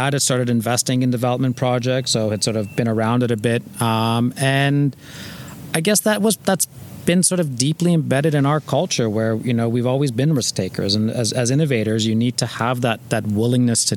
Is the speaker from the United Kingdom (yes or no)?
no; Toronto, Ontario, Canada; also born or lived in Iran; We grew up in North York along the Bayview Corridor